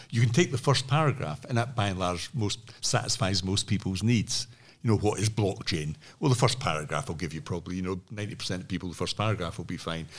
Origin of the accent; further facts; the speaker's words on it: Scotland, United Kingdom; I'm from Scotland